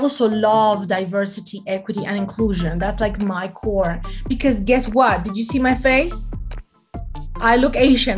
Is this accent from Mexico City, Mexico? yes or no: yes; Mexico City, Mexico; moved away as an adult; now in United States; I am born and raised in Mexico City. So for all of you fellow Mexicans, mucho gusto. And I've been in the United States for 18 years now.